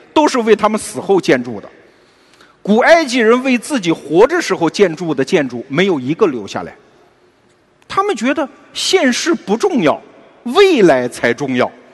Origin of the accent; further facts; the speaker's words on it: China; 我们中国人其实相信一种叫循环史观